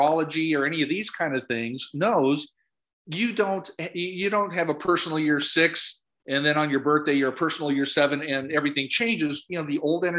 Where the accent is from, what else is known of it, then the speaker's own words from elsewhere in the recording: Minnesota, United States; I'm from Minnesota.